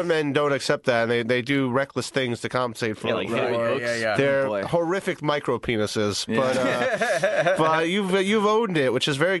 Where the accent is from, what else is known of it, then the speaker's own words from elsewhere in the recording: East Coast, United States; I'm from the East Coast.